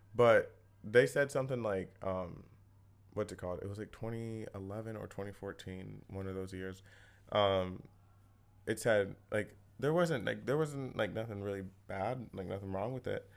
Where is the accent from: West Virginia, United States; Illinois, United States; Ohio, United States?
Ohio, United States; moved away as an adult; now in New York City, United States; I'm from Ohio